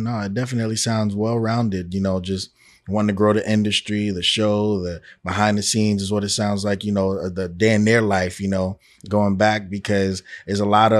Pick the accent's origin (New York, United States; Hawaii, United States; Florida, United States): New York, United States; you know, I'm from New York and everybody like, oh, I never liked the Knicks ever.